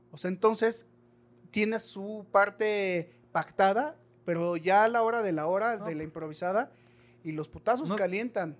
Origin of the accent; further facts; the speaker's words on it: Mexico; como buenos mexicanos